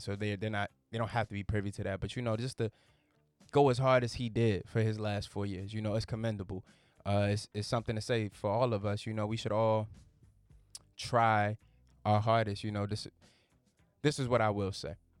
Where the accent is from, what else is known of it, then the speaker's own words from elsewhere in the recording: Virginia, United States; I'm from Virginia.